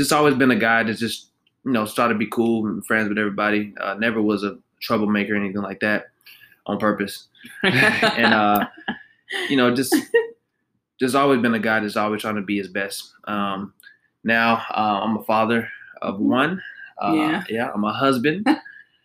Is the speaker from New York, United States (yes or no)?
no; Fort Worth, Texas, United States; I was born and raised in Fort Worth.